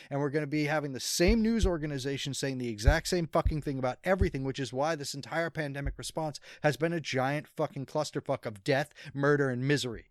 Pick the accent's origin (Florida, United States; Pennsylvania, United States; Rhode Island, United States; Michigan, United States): Rhode Island, United States; my home state, Rhode Island